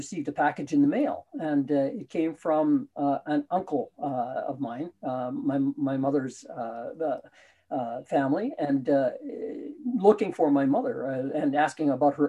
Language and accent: English; Winnipeg, Manitoba, Canada; also born or lived in Selkirk, Manitoba; I was born in Selkirk, Manitoba, a little ways north of Winnipeg. And that's kind of where all my family is. My cousins, my relatives that I grew up with are all there.